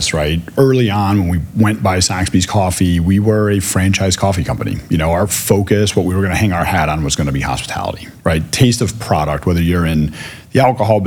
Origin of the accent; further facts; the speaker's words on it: Chicago, Illinois, United States; now in Philadelphia, United States; growing up in Chicago